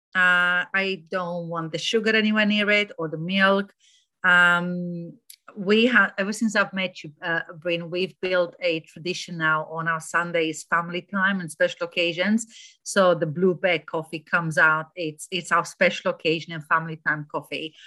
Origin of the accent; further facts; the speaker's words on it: Romania; moved away as an adult; also born or lived in Germany; now in United Kingdom; I moved from Romania to Germany for a couple of years and from Germany to here